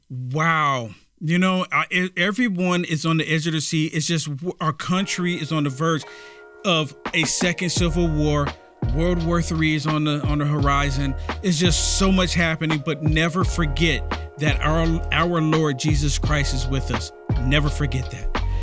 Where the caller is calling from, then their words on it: Berwick, Maine, United States; I'm calling from Berwick, Maine